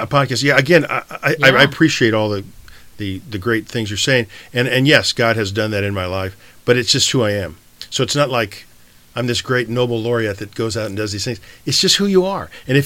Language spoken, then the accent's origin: English; United States; I'm going back to a Kurdish area as an American